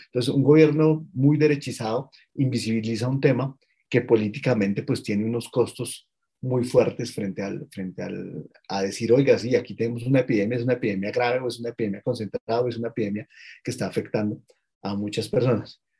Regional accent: Colombia; soy un ciudadano colombiano de 43 años

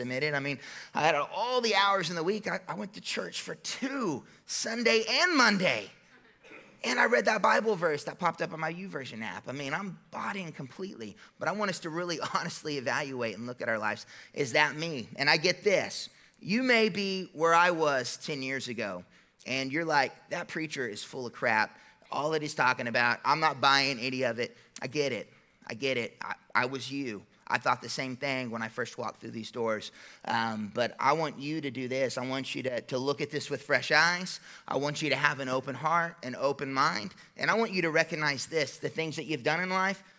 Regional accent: United States; I'm an American

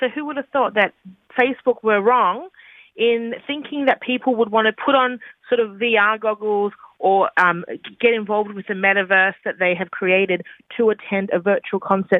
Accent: Australia; moved away as an adult; now in New York, United States; And as an Australian in New York, I complain consistently about how cold it is because it's so different to our winters.

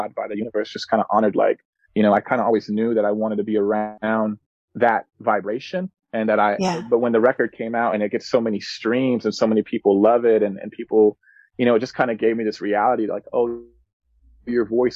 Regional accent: Spanaway, Washington, United States; also born or lived in North Carolina; I'm from Spanaway. As I said before, and Spanaway has its own personality, especially at that time. I graduated in 2009

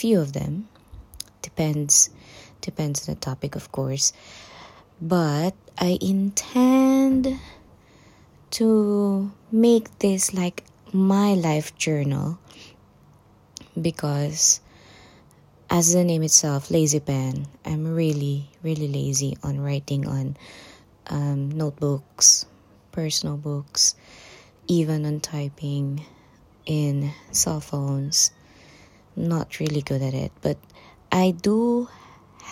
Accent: Panabo, Davao del Norte, Philippines; moved away as an adult; now in United Kingdom; I came from the Philippines, Davao City specifically. No, Panabo City.

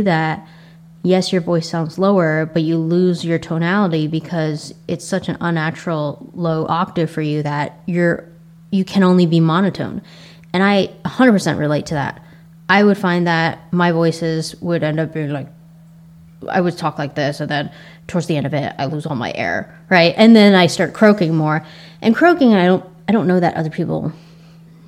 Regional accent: United States; accent: Asian American; my Asian American accent

